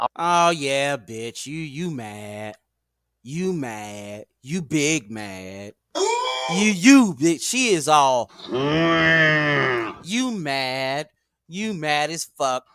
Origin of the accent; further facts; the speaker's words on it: United States; I was born in America